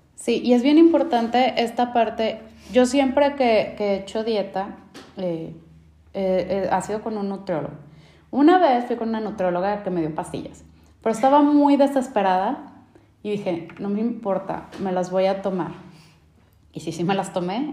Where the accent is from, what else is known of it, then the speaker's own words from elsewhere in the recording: Mexico; nosotros como mexicanos, latinos